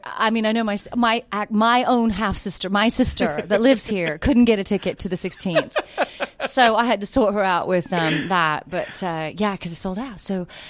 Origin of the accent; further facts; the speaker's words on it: the South, United States; also born or lived in United Kingdom; So people are always asking, what's that accent? And I say, well, I'm from the South. No, there's something else. I said, oh, that's probably the British coming out as well.